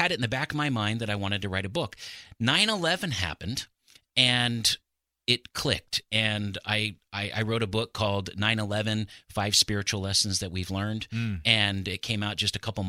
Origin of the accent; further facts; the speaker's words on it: Pacific Northwest, United States; I'm basically born and raised in the Pacific Northwest